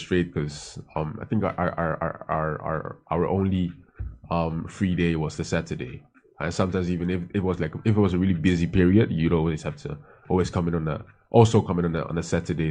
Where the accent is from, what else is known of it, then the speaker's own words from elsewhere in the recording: Amsterdam, North Holland, Netherlands; moved away as an adult; also born or lived in Hoofddorp / Rotterdam / Johannesburg, South Africa; now in Accra, Ghana; I was born and raised in the Netherlands in uh, in uh, in uh, Amsterdam. Then at some point moved to um, Hoofddorp and then studied in Rotterdam.